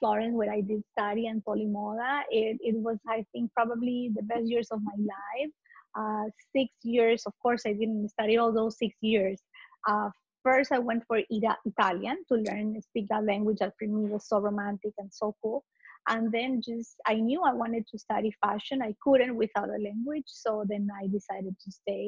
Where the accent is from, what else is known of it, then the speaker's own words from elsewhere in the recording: Ecuador; moved away as an adult; also born or lived in Italy; now in Miami, United States; I'm Latin. I'm from Ecuador